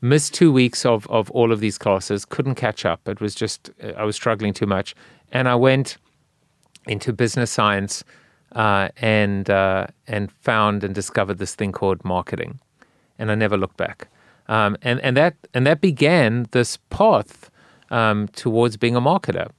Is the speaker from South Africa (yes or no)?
yes; South Africa; now in United States; I'm South African